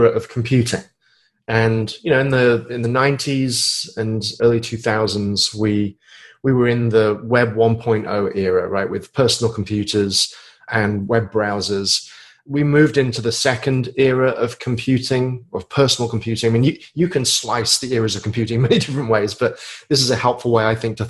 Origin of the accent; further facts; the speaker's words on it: United Kingdom; moved away as an adult; now in United States; I live in the States, but I'm a Brit.